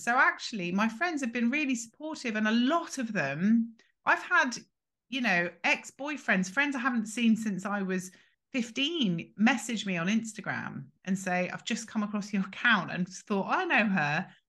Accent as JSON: {"language": "English", "region": "England", "country": "United Kingdom", "tie": "born there", "said": "So I am 21 and I was born in England."}